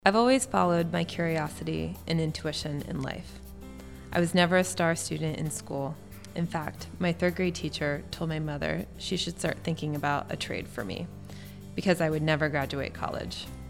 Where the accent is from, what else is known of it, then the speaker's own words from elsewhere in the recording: West Virginia, United States; now in Portland, United States; I grew up in West Virginia